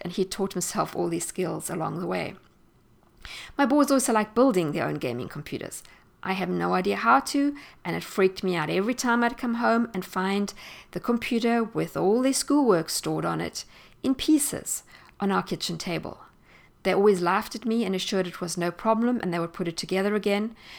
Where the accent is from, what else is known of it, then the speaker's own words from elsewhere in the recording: South Africa; moved away as an adult; I am South African, and I grew up there and spent most of my life in South Africa.